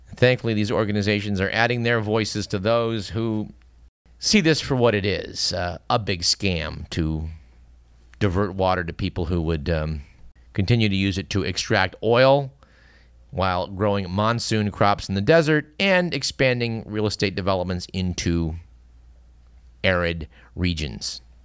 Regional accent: Fremont, California, United States; I grew up in Fremont

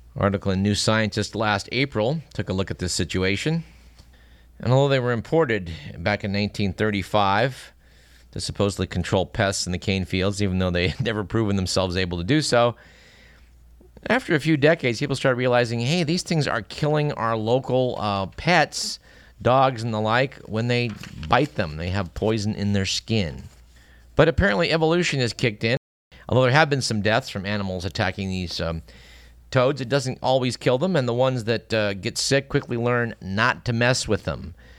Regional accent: Fremont, California, United States; I grew up in Fremont

